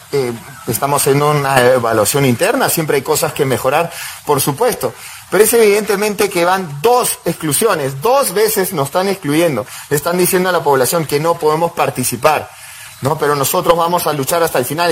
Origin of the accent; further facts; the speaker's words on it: Peru; Yo como joven, como peruano